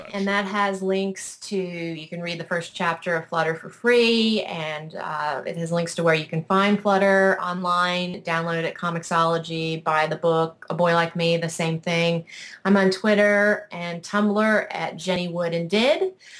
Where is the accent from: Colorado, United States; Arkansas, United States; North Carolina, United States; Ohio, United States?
North Carolina, United States; Cheerwine, which is a soft drink that was invented in my hometown in North Carolina.